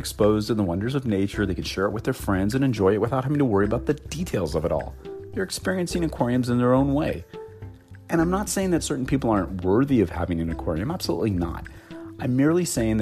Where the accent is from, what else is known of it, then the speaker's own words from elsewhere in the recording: Los Angeles, California, United States; Los Angeles, my hometown